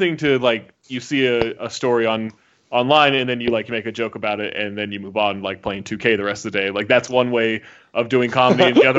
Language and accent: English; Sacramento, California, United States; moved away as an adult; now in Utah, United States; I grew up in Sacramento.